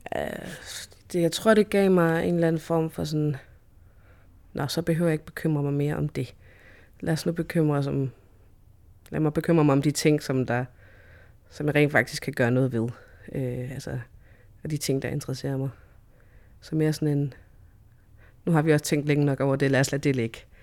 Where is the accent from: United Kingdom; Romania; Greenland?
Greenland; Sisimiut; now in Nuuk, Greenland; jeg er født og opvokset her i Grønland, øh, i Sisimiut